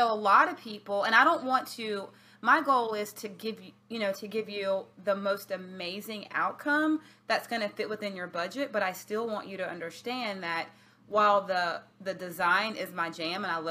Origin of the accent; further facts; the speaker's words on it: Alabama, United States; now in Virginia Beach, United States; I'm from Alabama